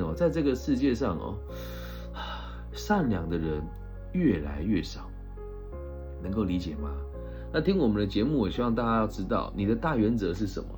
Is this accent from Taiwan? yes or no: yes; Taiwan; 我们台湾人